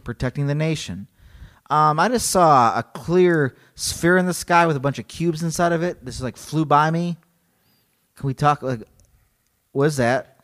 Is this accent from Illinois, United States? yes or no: yes; Illinois, United States; I'm from Illinois, so I wanna say Elgin